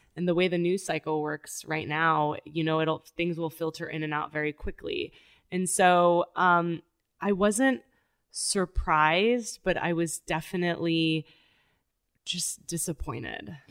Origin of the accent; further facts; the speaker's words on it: Tijuana, Baja California, Mexico; also born or lived in San Diego, California, United States; I was four, and so I was crossing the border every day to go to school